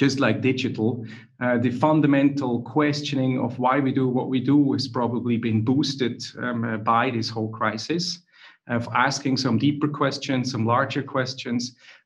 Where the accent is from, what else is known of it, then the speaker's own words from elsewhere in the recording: Switzerland; now in Zurich, Switzerland; if you wonder where I'm from, I'm Swiss in Zurich. My accent is not from Ireland or anywhere else, nor Dutch. I'm Swiss.